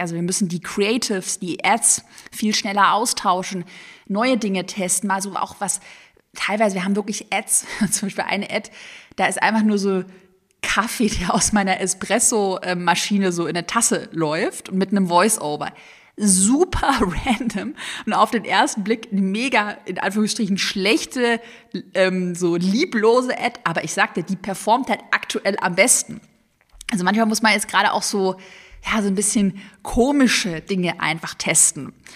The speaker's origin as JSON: {"language": "German", "town": "Sigmaringen", "region": "Baden-Württemberg", "country": "Germany", "tie": "born or raised there", "said": "Ich bin ja gebürtige Schwäbin. in Sigmaringen auf der Schwäbischen Alb geboren"}